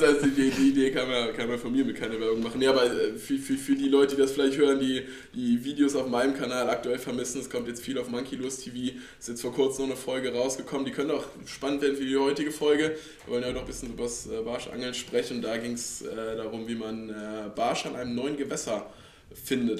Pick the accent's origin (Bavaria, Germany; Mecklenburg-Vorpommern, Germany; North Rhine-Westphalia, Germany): North Rhine-Westphalia, Germany; Langerwehe; Ich komme ja. aus äh, Langerwehe, also alles hier Aachen, Kölner Raum.